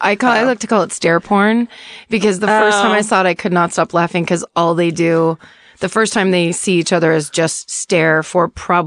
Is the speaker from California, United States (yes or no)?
yes; Petaluma, California, United States; I live in Northern California. I'm from Northern California.